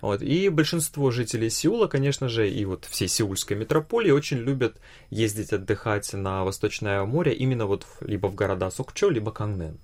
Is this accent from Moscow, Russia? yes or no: no; Vladivostok, Primorsky Krai, Russia; Я родился и вырос во Владивостоке